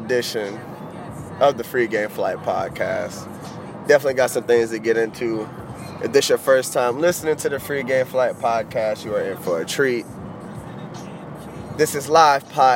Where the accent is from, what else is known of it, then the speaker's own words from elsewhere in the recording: Florida, United States; I'm born and raised in Florida